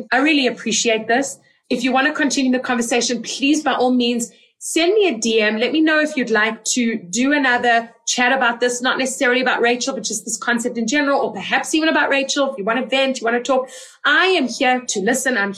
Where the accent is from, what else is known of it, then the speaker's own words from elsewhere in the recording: South Africa; also born or lived in Israel; Like I am South African. I am Israeli. I am soon to be Canadian.